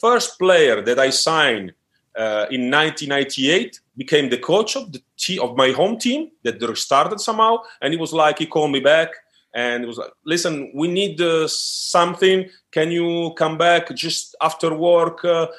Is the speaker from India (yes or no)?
no; Forlì, Emilia-Romagna, Italy; English is a second language; moved away as an adult; also born or lived in Rome; now in Strasbourg, France; basketball first found me in my hometown. That is a little town in Italy